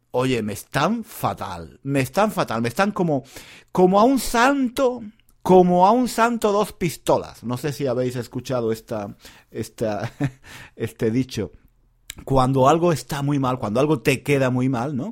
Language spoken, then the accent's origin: Spanish; Granada, Andalusia, Spain; Yo soy de Granada, en una ciudad en el sur de España